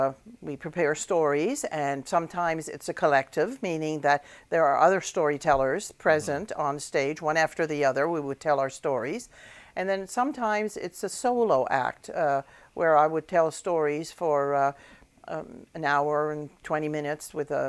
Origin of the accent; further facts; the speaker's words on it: St. Mary's Bay, Nova Scotia, Canada; also born or lived in Halifax County, Nova Scotia; now in Timberlea, Canada; I'm originally from St. Mary's Bay, but I've taught and lived in Halifax County for over 50 years.